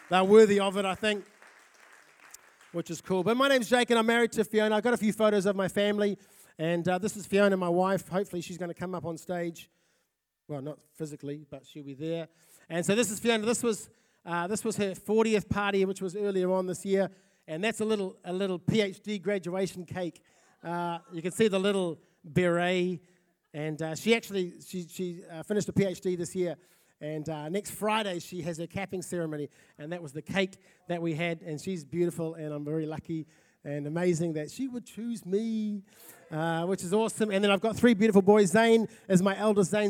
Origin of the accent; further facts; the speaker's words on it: South Auckland, Auckland, New Zealand; now in Napier, New Zealand; I'm originally from South Auckland, and uh, we've been in Napier for three years.